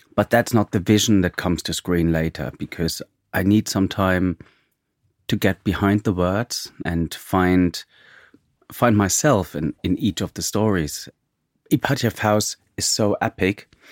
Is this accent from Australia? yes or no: no; East Germany, Germany; I'm from East Germany, so Russia has always played an important role in my childhood